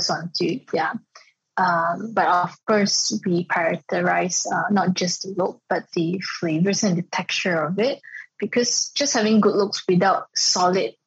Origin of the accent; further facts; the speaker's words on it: Ipoh, Perak, Malaysia; moved away as an adult; also born or lived in France; I was from Ipoh, and then I was trained in France